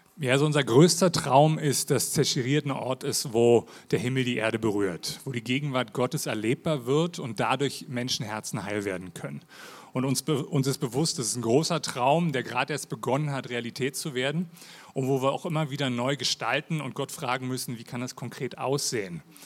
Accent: Berlin, Germany; accent: Hochdeutsch; also born or lived in Lake Thun, Switzerland; now in Switzerland; ich bin ursprünglich aus Berlin. Wie man mal an meinem Hochdeutsch hört

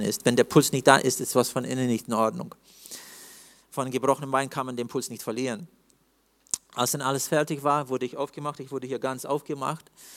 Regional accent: Siberia, Russia; im Norden bei uns in Sibirien

